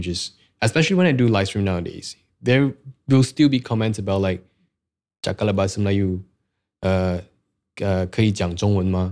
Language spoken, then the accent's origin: English; Malaysia; English is a second language; we are Malaysian